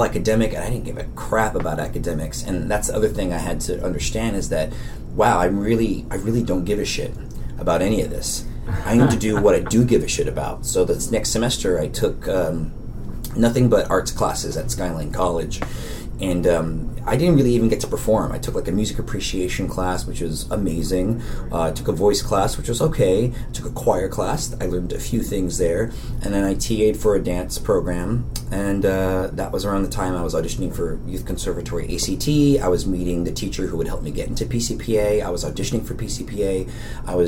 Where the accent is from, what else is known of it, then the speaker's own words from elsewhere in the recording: Daly City, California, United States; I'm from San Francisco, and it wasn't until my senior year of high school did I really feel aware of the world outside of Daly City